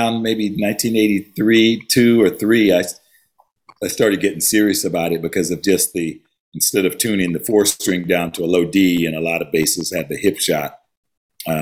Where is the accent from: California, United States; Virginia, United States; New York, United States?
California, United States; San Diego; moved away as an adult; also born or lived in Philadelphia, Pennsylvania; now in Tarzana, United States; born in Philly, then grew up down in SoCal in the San Diego area. And then I moved here about 40 years ago